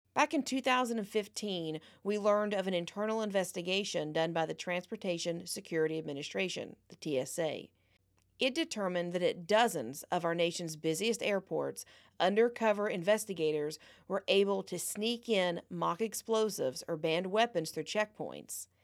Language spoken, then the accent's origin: English; United States; we're American